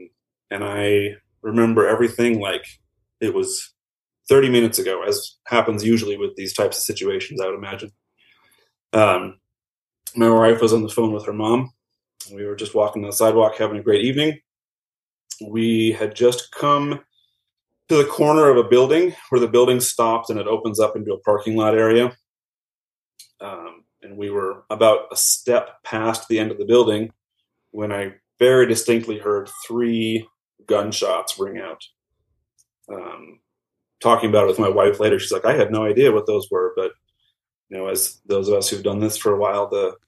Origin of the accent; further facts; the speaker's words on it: Minneapolis, Minnesota, United States; now in Albuquerque, United States; So as I mentioned, I'm from Minneapolis area originally. Since moving to Albuquerque, my wife and I have had our three kids